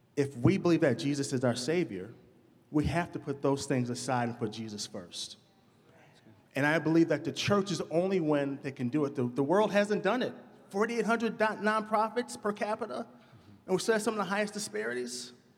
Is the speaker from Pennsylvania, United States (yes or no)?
no; Madison, Wisconsin, United States; I'm from Madison. I grew up on the north side of town.